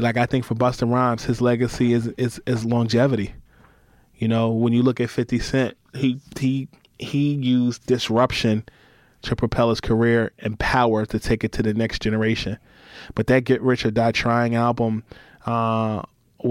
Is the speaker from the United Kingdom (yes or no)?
no; Newark, New Jersey, United States; also born or lived in Harlem, New York; I was born in Newark, New Jersey. My mom is from Harlem. My dad is from Jersey City, New Jersey. They divorced, so I split time between Harlem and Jersey